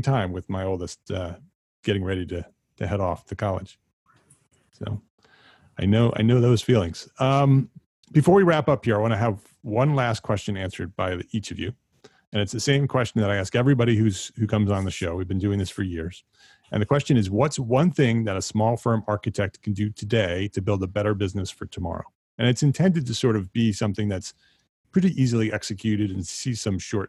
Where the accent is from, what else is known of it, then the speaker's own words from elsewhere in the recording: New York metropolitan area, United States; we've been in the New York metropolitan area my entire life